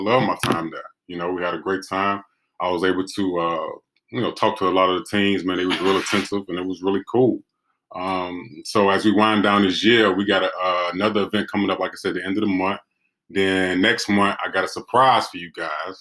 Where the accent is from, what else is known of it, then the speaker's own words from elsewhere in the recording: Chicago, Illinois, United States; I grew up on King Drive. You know what I'm saying? You know, I went to DuSable.